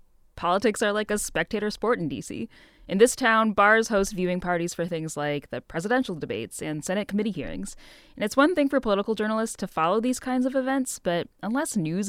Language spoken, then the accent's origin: English; Midwest, United States; As a Midwesterner